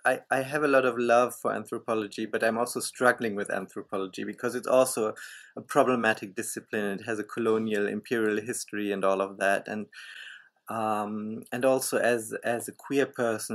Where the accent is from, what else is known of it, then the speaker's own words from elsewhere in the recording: Germany; I grew up in Germany, and I still live in Germany